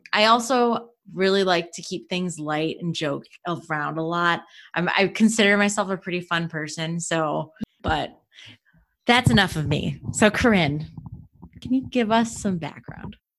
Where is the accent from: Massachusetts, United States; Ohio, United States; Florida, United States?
Ohio, United States; Cleveland; moved away as an adult; also born or lived in Rochester, New York; now in Washington, D.C., United States; I was born and raised in the Rust Belt in Cleveland, Ohio